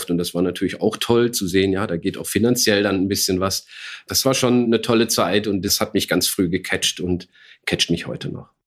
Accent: Saarland, Germany; ich bin 53 Jahre, gebürtiger Saarländer, was man vielleicht so nicht mehr hört

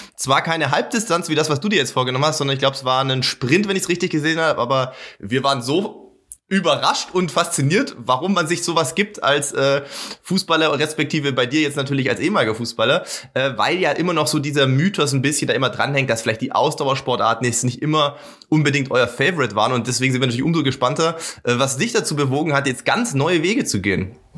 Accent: Sindelfingen, Baden-Württemberg, Germany; ich komme aus Sindelfingen, äh, bin quasi in, bei Stuttgart aufgewachsen

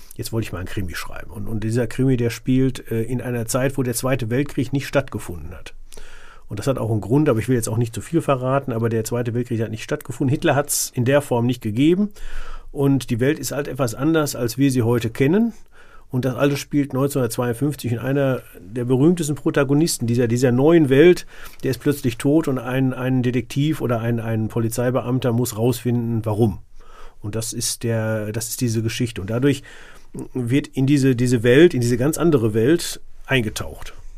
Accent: Sauerland, North Rhine-Westphalia, Germany; wo ich herkomme, das ist äh, äh tiefstes Sauerland

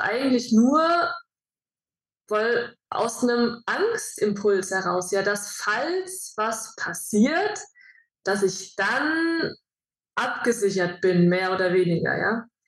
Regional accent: Germany; moved away as an adult; ich bin in Deutschland geboren

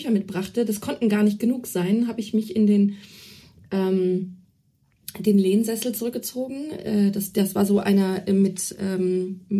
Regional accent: Celle, Lower Saxony, Germany; durch die, die Kinderabteilung, Jugendbuchabteilung der Bibliothek in Celle, wo ich herstamme

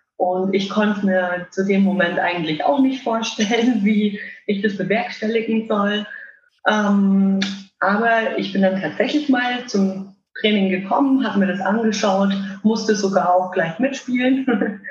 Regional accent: Würzburg, Bavaria, Germany; ich komme aus Würzburg, bin 32 Jahre alt

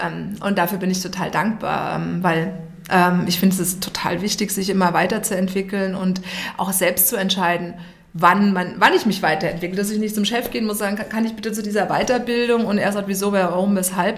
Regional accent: Darmstadt, Hesse, Germany; moved away as an adult; now in Munich, Germany; wir kommen beide aus Darmstadt

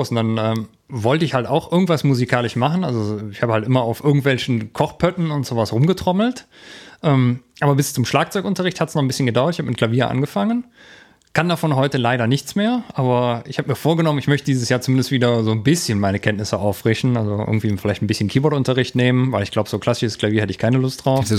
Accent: Erkelenz, North Rhine-Westphalia, Germany; ursprünglich komme ich aus Erkelenz, ist halt ein, ein kleines Kaff zwischen äh, Mönchengladbach und Aachen.

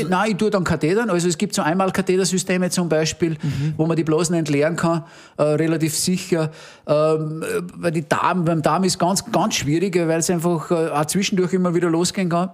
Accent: Innviertel, Upper Austria, Austria; bei uns im Innviertel hat man den Brauch

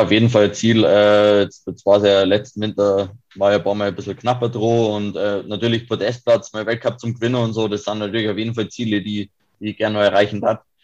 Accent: Kiefersfelden, Bavaria, Germany; ich komme aus Kiefersfelden

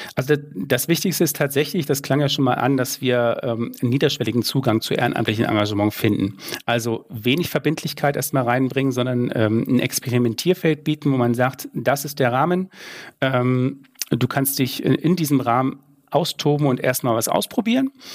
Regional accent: Saxony, Germany; das weiß ich als Sachse

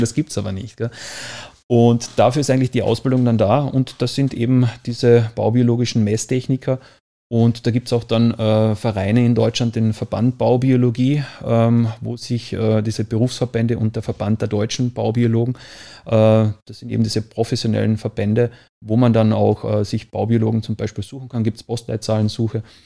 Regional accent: Austria; Ich komme ja aus Österreich

